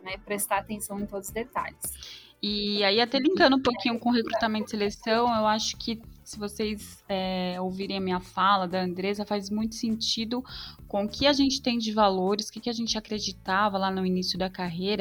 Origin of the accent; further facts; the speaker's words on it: São Paulo, Brazil; sou de São Paulo